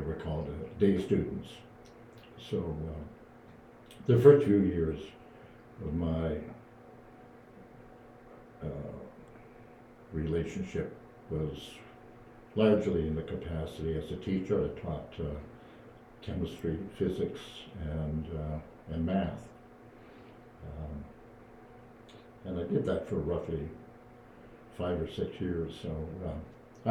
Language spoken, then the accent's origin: English; Sudbury, Ontario, Canada; moved away as an adult; also born or lived in Windsor, Ontario; now in Kingston, Canada; I was born and raised in Sudbury, Ontario